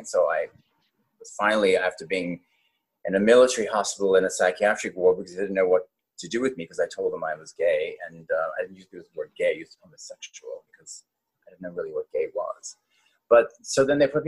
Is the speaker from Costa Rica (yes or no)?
no; Cape Town, Western Cape, South Africa; moved away as an adult; also born or lived in Johannesburg, South Africa; now in New York City, United States; I was born in Johannesburg, South Africa, and I grew up in Cape Town, and then I went back to Johannesburg to finish my high school